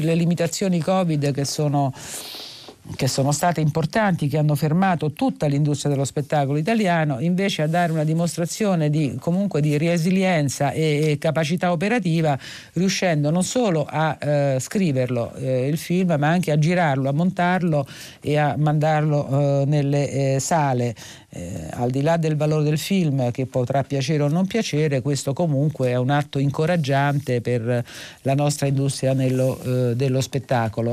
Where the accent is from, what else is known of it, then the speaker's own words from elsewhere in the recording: Rome, Lazio, Italy; per noi che siamo romani